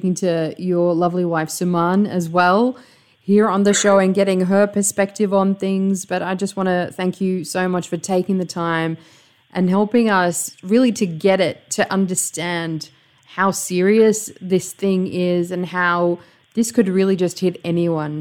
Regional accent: Australia; now in United Arab Emirates; You and I, we're from Australia.

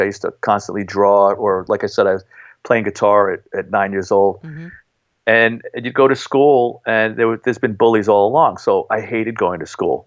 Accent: New York City, New York, United States; accent: Bronx; I grew up in Highbridge, which is right up the block from Yankee Stadium

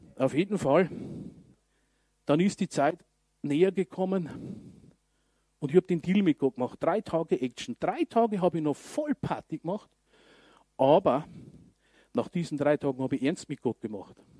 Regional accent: Regensburg, Bavaria, Germany; bei uns in Regensburg

